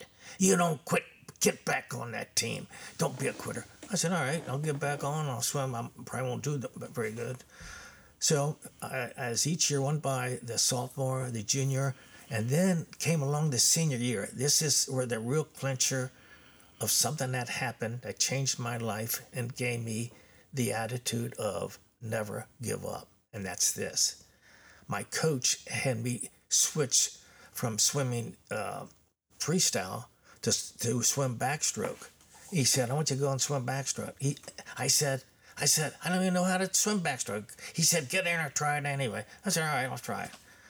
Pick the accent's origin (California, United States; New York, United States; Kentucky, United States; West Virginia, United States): Kentucky, United States; Covington; Yeah, I was born in Covington, Kentucky in 1943.